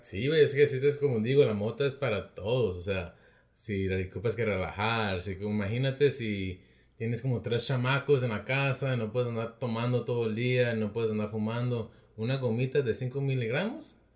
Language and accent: Spanish; Rialto, California, United States; de Rialto